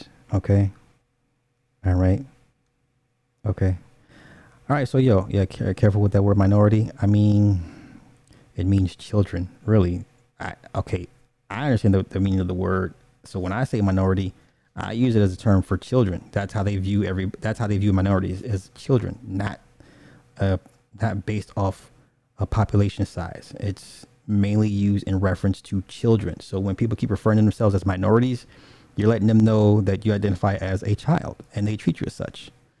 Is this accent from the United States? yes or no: yes; California, United States; I'm from the Bay.